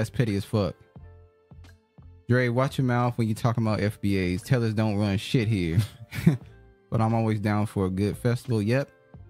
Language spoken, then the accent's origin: English; Detroit, Michigan, United States; I'm from Detroit.